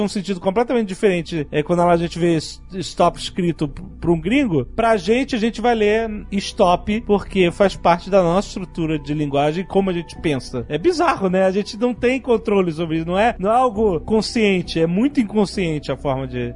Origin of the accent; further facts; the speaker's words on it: Rio de Janeiro, Brazil; carioca, que nem eu